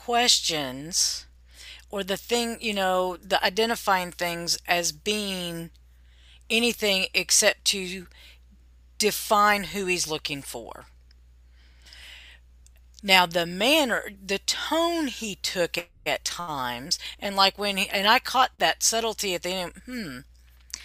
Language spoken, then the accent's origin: English; Indiana, United States; now in Nashville, United States; I grew up in Indiana